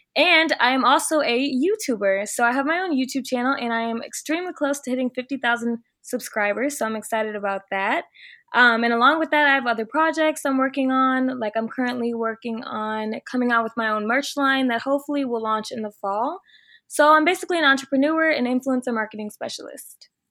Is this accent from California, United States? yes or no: no; Chicago, Illinois, United States; moved away as an adult; also born or lived in Virginia; now in Miami, United States; I'm originally from the Chicago area